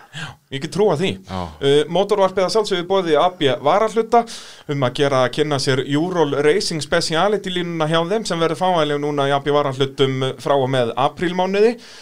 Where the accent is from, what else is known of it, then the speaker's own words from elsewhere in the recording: Iceland; við Íslendingar